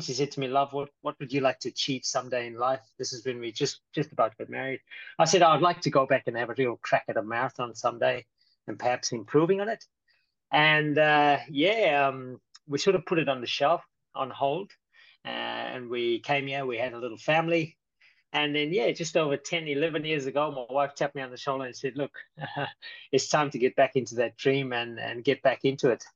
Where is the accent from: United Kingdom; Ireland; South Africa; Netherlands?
South Africa; now in Brisbane, Australia; I'm actually from South Africa